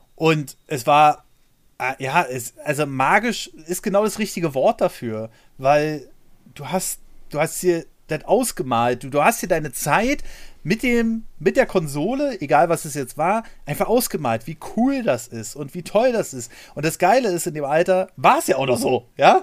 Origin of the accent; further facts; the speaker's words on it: Germany; bei uns in Deutschland